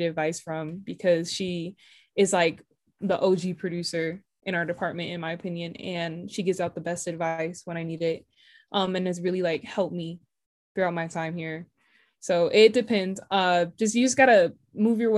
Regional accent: Atlanta, Georgia, United States; now in California, United States; I grew up in Atlanta, Georgia

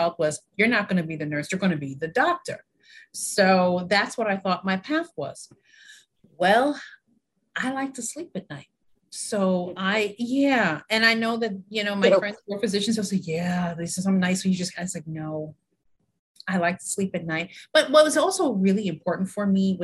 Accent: New York, United States; moved away as an adult; also born or lived in Jamaica; now in New Jersey, United States; I was born in New York

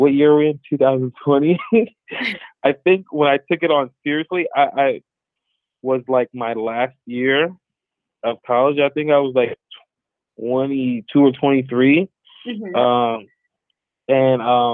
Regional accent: Palm Beach, Florida, United States; moved away as an adult; also born or lived in Broward County, Florida; now in Los Angeles, United States; Prior to LA, I grew up in Florida. Florida is where I'm from. I was born in Broward County, raised in Palm Beach, Florida

